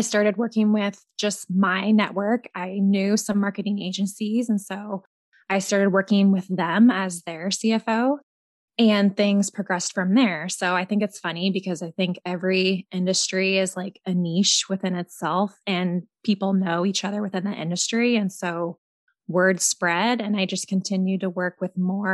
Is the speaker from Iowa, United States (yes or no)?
yes; Williamsburg, Iowa, United States; I'm from Williamsburg, Iowa, also an Iowan just like you